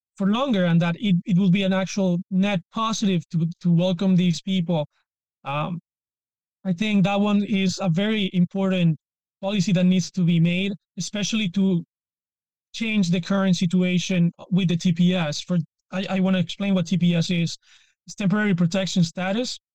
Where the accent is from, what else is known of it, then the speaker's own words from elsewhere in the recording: Venezuela; English is a second language; also born or lived in Penn State, United States; now in Peru; I was born in Venezuela, but I also live in Peru